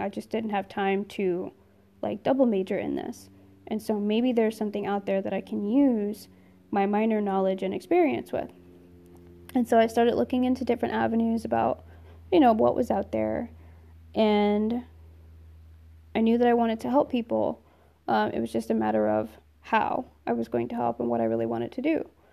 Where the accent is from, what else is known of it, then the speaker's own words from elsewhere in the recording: New Jersey, United States; I'm originally from New Jersey.